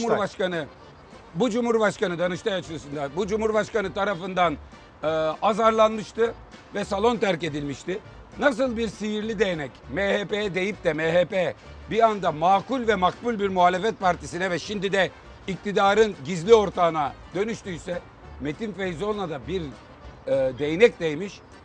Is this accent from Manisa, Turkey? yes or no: yes; Manisa, Turkey; Manisalıyım ben